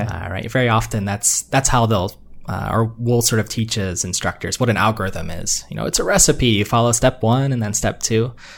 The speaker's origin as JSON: {"language": "English", "region": "Northeast Ohio", "country": "United States", "tie": "born or raised there", "moved": "as an adult", "lives_now": "Massachusetts, United States", "said": "I grew up in Ohio, uh, Northeast Ohio"}